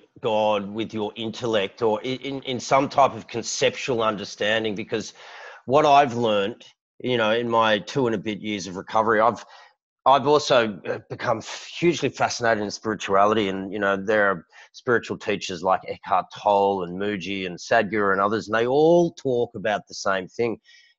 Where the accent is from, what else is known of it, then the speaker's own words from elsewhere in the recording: Sydney, New South Wales, Australia; I was born and raised here in Sydney